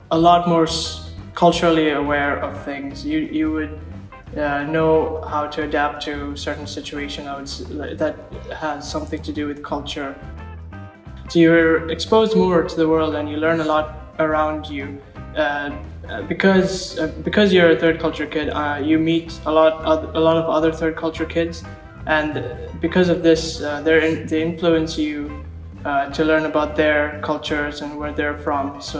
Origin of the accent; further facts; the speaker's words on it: Bahrain; also born or lived in Sri Lanka / United Kingdom; I was born and raised in Bahrain, but um, I started off in Bahrain and then I moved to Sri Lanka and then for a few years, and then I moved to the United Kingdom for a few years as well.